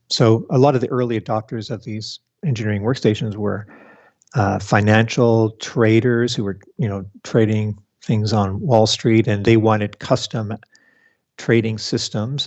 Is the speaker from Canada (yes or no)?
yes; Canada; also born or lived in Toronto; being a Canadian in Toronto working for the Sun Microsystems branch in Canada